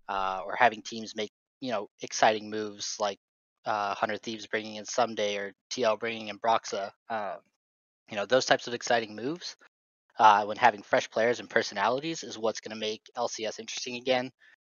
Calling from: Portland, Oregon, United States; Portland, Oregon.

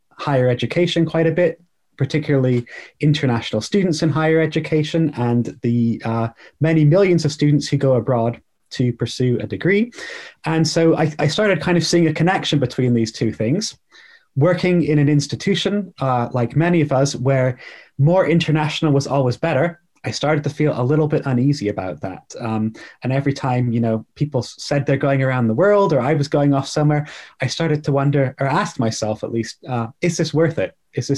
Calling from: Bath, South West England, United Kingdom; I'm joining from a town called Bath in England. It's a smallish town, well known as the filming location for the recent Netflix film Bridgerton, or sorry, series Bridgerton. So if anybody's watched that, you've seen Bath. It's a Georgian city

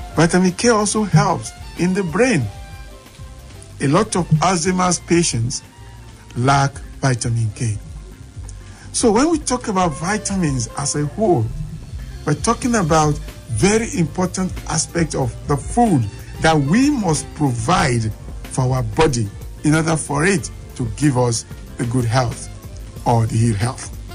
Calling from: Abuja, Federal Capital Territory, Nigeria; I'm calling from Apo right now

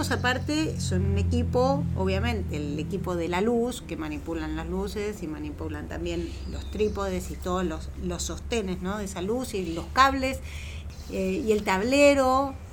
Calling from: Belgrano, Buenos Aires, Argentina; Hola, soy … de Belgrano y tengo una pregunta para Marlene.

